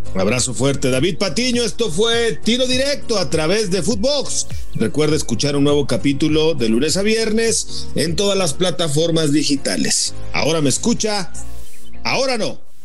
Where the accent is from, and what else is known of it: Mexico